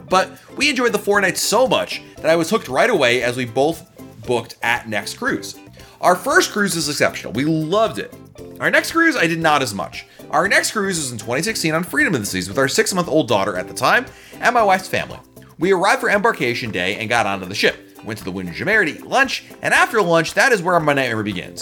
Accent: Northeast, United States; moved away; I grew up in the Northeast.

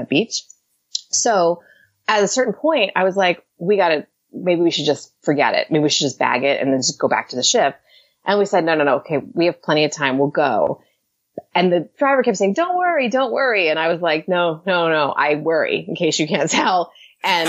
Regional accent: New Jersey, United States; I'm from New Jersey

